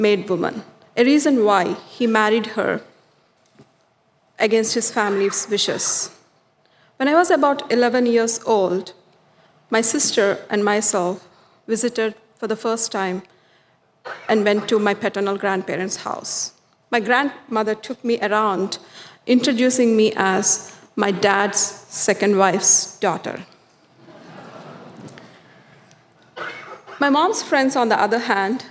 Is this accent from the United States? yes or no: no; South India, India; Growing up in the South Indian culture